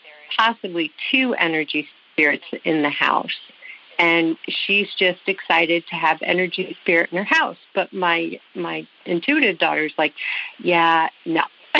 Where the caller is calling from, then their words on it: New York, United States; I'm calling from New York.